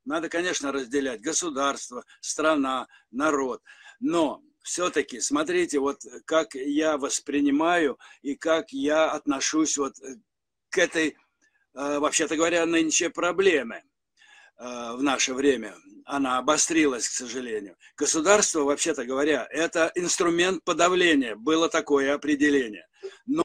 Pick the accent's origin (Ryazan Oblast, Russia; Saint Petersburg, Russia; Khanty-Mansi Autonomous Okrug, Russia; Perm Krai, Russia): Saint Petersburg, Russia; моя малая родина – это Ленинград